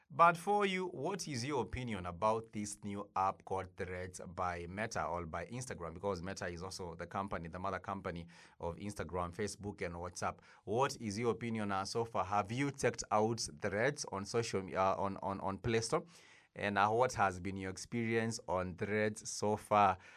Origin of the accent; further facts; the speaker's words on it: Kenya; us as a Kenyan people